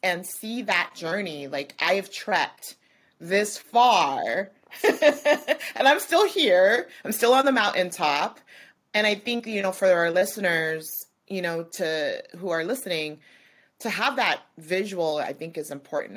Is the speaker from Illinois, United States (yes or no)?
no; New Mexico, United States; now in California, United States; I'm from New Mexico, so I grew up in the desert